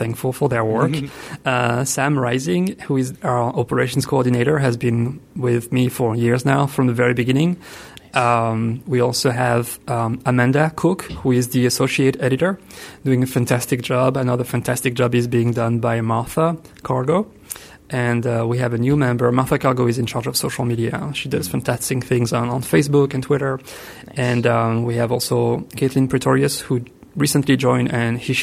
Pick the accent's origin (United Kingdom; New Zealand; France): France; accent: French; English is a second language; moved away as an adult; also born or lived in Italy; now in Ithaca, United States; I was born in France, which explains the accent.